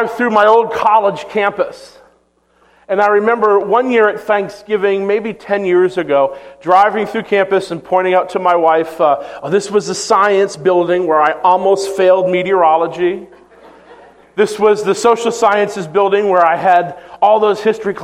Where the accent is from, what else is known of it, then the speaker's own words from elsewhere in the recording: Maine, United States; moved away; my hometown in Maine